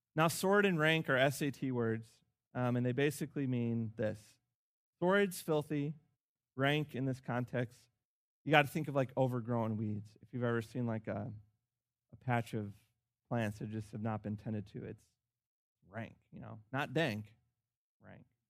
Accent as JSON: {"language": "English", "town": "Chicago", "region": "Illinois", "country": "United States", "tie": "born or raised there", "said": "Chicago, my hometown"}